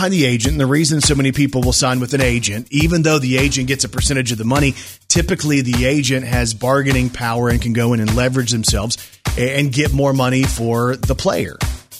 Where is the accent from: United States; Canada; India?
United States; the South; We're from the South. It's caramel.